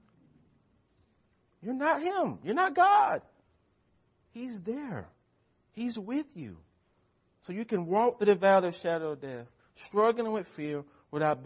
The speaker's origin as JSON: {"language": "English", "country": "United States", "said": "We are American Christians"}